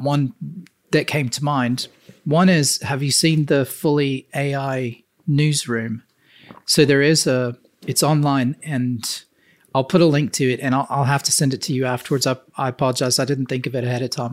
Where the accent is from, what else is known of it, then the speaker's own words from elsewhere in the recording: the South, United States; I grew up in the South and the U S